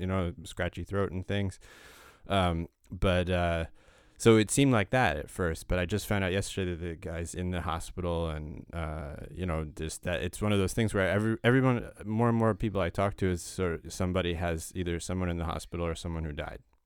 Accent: United States; I grew up in America

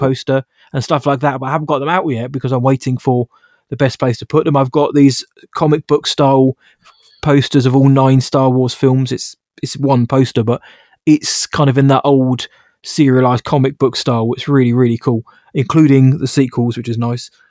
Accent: United Kingdom; I'm British

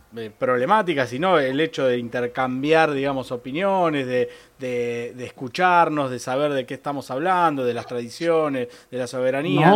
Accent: San Pedro, Buenos Aires Province, Argentina; yo digo que soy de San Pedro

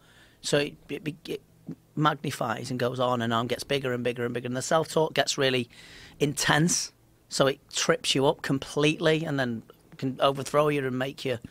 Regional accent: England, United Kingdom; But polite, I'm English.

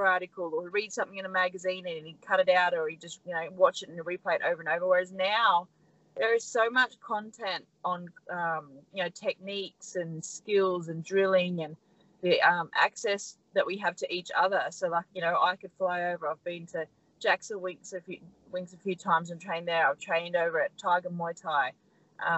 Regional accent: Australia; We're very, very lucky to be Australians.

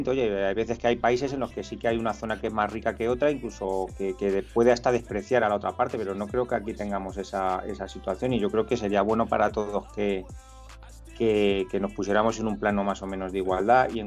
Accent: Madrid, Community of Madrid, Spain; yo como madrileño no me siento ni superior ni inferior a nadie.

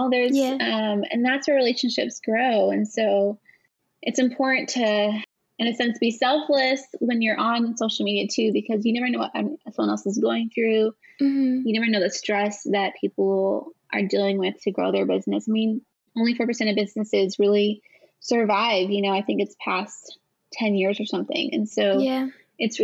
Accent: California, United States; moved away; I am originally from California

